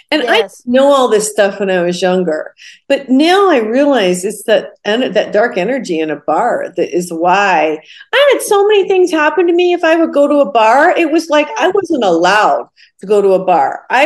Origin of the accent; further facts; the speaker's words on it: Ohio, United States; I, I was born and raised in Ohio.